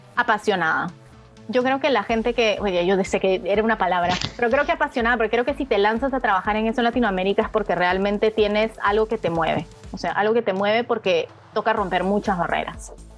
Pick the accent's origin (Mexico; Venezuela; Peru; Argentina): Peru; yo como peruana